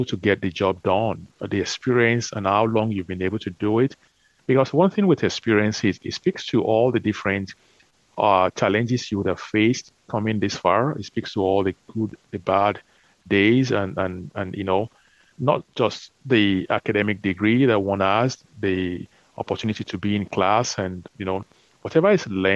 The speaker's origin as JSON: {"language": "English", "country": "Nigeria", "tie": "born or raised there", "said": "growing up in Nigeria"}